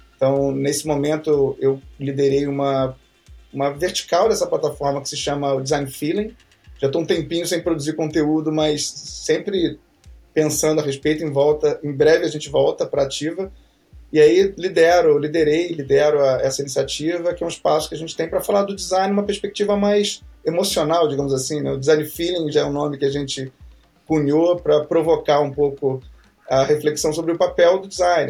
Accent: Rio de Janeiro, Brazil; moved away as an adult; also born or lived in São Paulo; Eu moro, eu nasci, na verdade, já não moro mais lá, mas eu nasci num bairro chamado Santa Cruz.

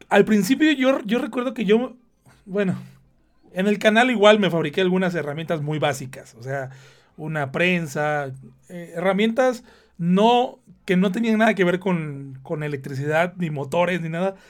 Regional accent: Veracruz, Mexico; moved away; yo de donde soy, de la parte de México de donde soy, Veracruz

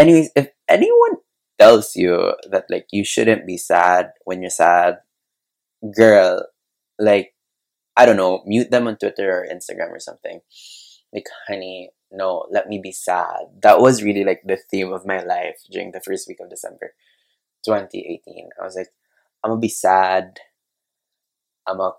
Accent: Cebu City, Central Visayas, Philippines; also born or lived in Manila; I'm from Cebu. I studied art school in Manila

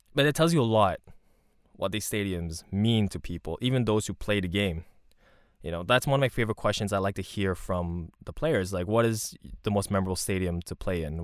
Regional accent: Montreal, Quebec, Canada; growing up in Montreal, growing up in N D G, and also going downtown quite often

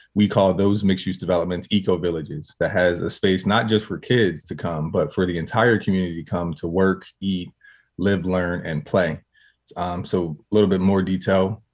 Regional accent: Harrisburg, Pennsylvania, United States; I'm from Harrisburg, Pennsylvania

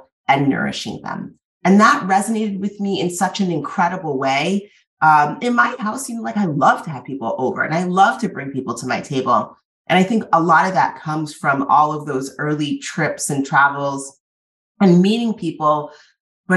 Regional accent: Massachusetts, United States; also born or lived in Cambridge, Massachusetts / Trinidad and Tobago; when I was growing up in Massachusetts, I did grow up in this

